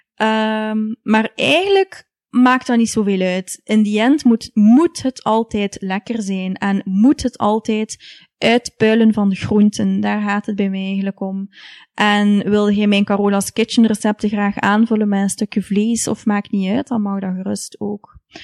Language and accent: Dutch; Ghent, Flanders, Belgium; ik ben opgegroeid in Gent. En mijn ouders zijn allebei afkomstig uit Genk. Dus eh, ik ben hier geboren in Gent en, en getogen.